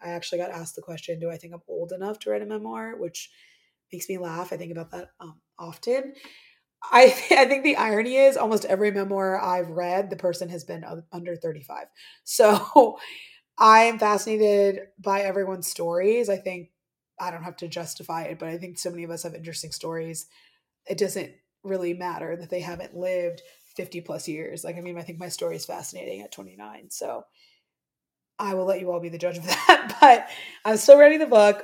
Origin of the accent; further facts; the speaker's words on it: Midwest, United States; moved away as an adult; I'm originally from the Midwest.